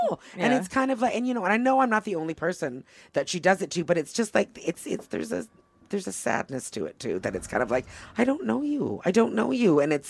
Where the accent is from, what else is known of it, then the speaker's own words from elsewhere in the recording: Toronto, Ontario, Canada; first language English; moved away as an adult; also born or lived in Quebec; now in United States; my hometown of Toronto